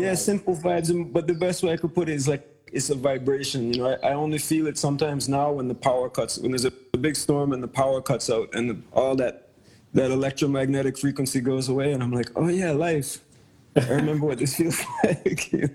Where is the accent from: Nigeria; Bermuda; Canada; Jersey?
Bermuda; also born or lived in Caribbean; now in Hawaii, United States; Originally, I'm from Bermuda, um, via growing up in the Caribbean